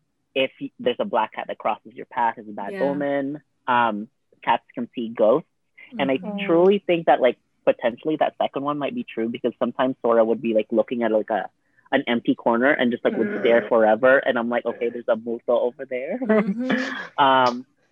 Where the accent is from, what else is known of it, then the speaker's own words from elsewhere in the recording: Alaska, United States; also born or lived in Philippines; growing up in Alaska